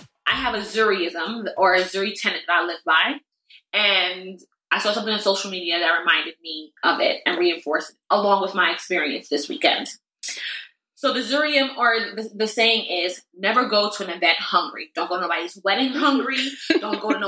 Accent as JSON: {"language": "English", "country": "Jamaica", "said": "I'm Jamaican"}